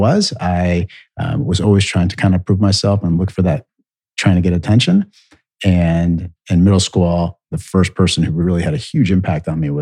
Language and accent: English; University Heights, Ohio, United States; also born or lived in Cleveland, Ohio; from Cleveland, Ohio, and I'm the youngest of four boys. So I grew up in University Heights